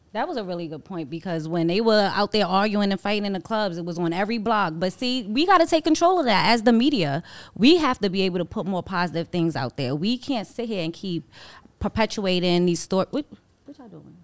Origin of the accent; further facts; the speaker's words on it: New York City, New York, United States; I was from Harlem